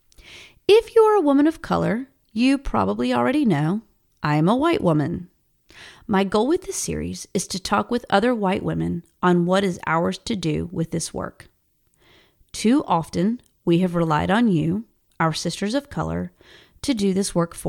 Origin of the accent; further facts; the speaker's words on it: South Carolina, United States; moved away as an adult; now in Dallas, United States; I'm from South Carolina. I have lived in Dallas, Texas for more than a decade, but will always be a South Carolinian